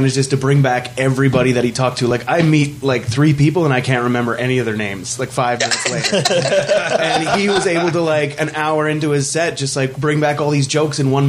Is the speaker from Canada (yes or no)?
yes; Fort McMurray, Alberta, Canada; I grew up here in Fort McMurray